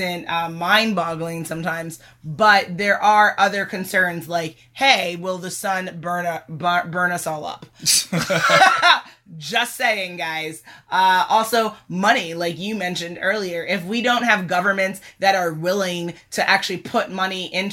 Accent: United States; being born and raised in America

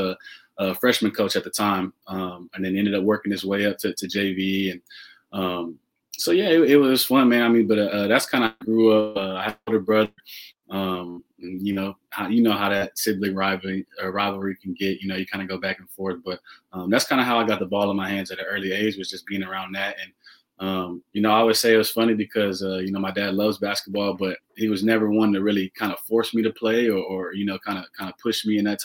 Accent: La Porte, Texas, United States; I'm from La Porte, Texas, pretty much born and raised.

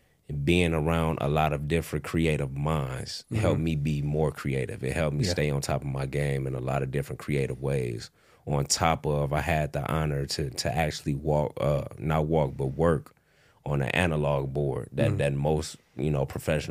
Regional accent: Rockford, Illinois, United States; also born or lived in suburbs of Chicago; Rockford, Illinois, man. Okay. Born and raised.

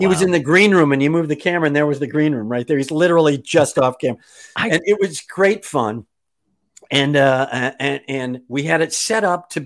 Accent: Kenosha, Wisconsin, United States; also born or lived in Madison, Wisconsin; I grew up in Kenosha, Wisconsin

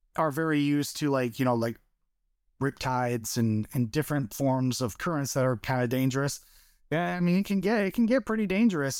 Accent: Michigan, United States; also born or lived in Flint, Michigan; born and raised in Michigan

